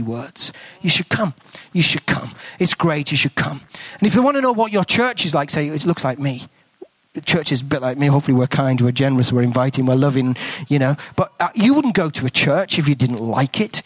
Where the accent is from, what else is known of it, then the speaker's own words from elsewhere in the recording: England, United Kingdom; accent: English; moved away as an adult; now in New Zealand; I've got an English accent. I'm not a Kiwi